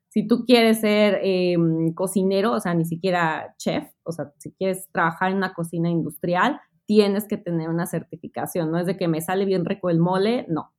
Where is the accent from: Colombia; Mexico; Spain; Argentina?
Mexico; Mexico City; moved away as an adult; now in Melbourne, Australia; yo soy mexicana del Distrito Federal, extinto Distrito Federal, ahora Ciudad de México